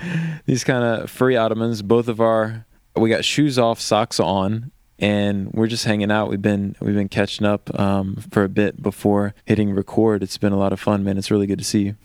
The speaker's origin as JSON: {"language": "English", "town": "Richmond", "region": "Virginia", "country": "United States", "tie": "born or raised there", "moved": "as an adult", "lives_now": "Nashville, United States", "said": "I grew up outside of Richmond, and I lived there until basically college"}